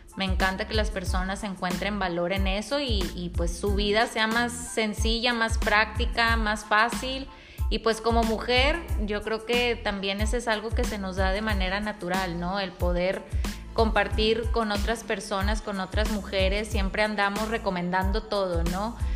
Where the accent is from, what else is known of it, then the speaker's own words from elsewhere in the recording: Monterrey, Nuevo León, Mexico; yo soy una mujer mexicana, nacida en Monterrey